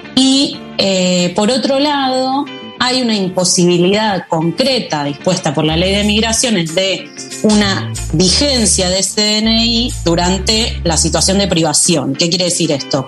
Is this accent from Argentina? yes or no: yes; Argentina